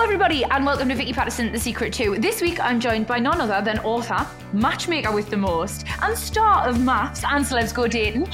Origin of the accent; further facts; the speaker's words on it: Newcastle upon Tyne, North East England, United Kingdom; accent: Geordie; moved away as an adult; also born or lived in Liverpool; now in London, United Kingdom; born and bred Geordie